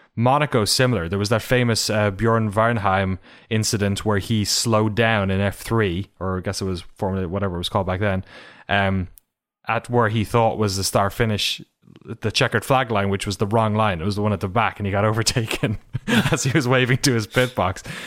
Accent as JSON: {"language": "English", "country": "Ireland", "tie": "born or raised there", "said": "my hometown"}